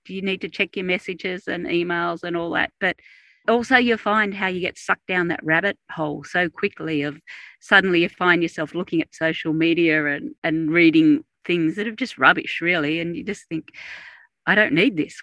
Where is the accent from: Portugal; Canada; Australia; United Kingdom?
Australia; I'm Australian